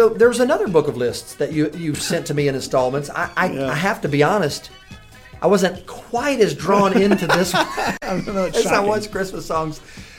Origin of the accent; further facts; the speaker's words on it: Memphis, Tennessee, United States; I grew up in Memphis.